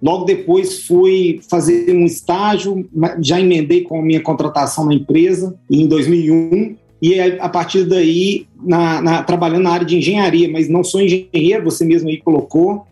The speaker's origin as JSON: {"language": "Portuguese", "town": "Belo Horizonte", "region": "Minas Gerais", "country": "Brazil", "tie": "born or raised there", "said": "eu sou natural de Belo Horizonte"}